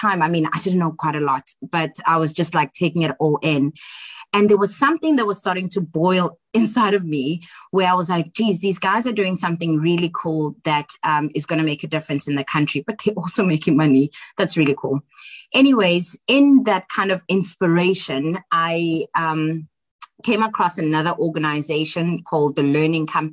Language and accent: English; Johannesburg, Gauteng, South Africa; also born or lived in Tembisa / Eastern Cape; mostly grew up in Alexandra Township most of my life until I was about 18 years old